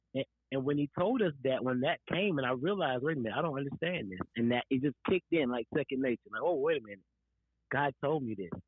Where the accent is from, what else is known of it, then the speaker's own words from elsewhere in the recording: Florence, South Carolina, United States; we both are from South Carolina.